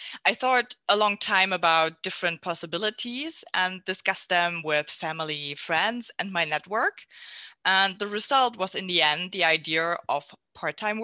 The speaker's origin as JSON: {"language": "English", "region": "Southern Germany", "country": "Germany", "tie": "born or raised there", "also_born_or_lived": "near Düsseldorf", "moved": "yes", "lives_now": "Mönchengladbach, Germany", "said": "I'm from Germany, born and raised in the south, and now I'm living near Düsseldorf."}